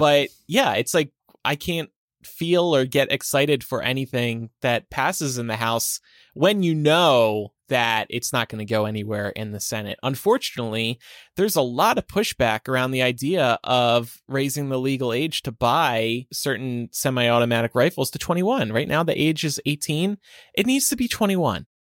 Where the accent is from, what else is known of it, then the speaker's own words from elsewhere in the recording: New Jersey, United States; New Jersey. My home state